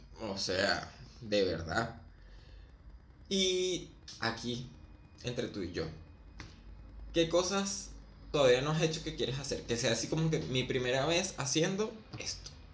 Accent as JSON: {"language": "Spanish", "country": "Venezuela", "moved": "as an adult", "lives_now": "Argentina", "said": "salí de Venezuela"}